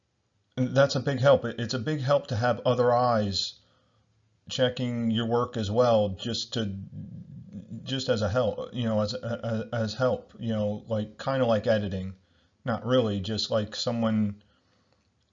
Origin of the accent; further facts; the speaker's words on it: United States; I'm from the United States